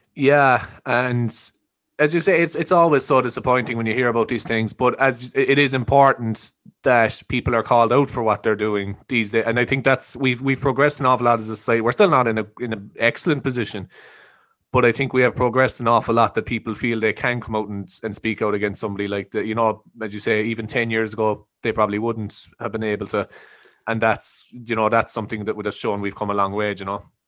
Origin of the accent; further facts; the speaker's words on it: Ireland; I think we're raised to be quite patriotic and quite, you know, proud of where we're from and respectful